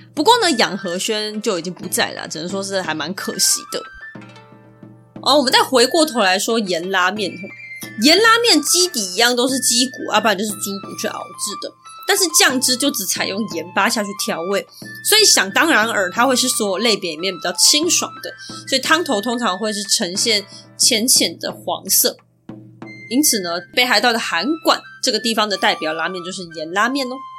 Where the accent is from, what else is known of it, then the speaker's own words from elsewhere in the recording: Taiwan; 我们台湾人一般会想到的应该是刀削面或者是宽面条这种感觉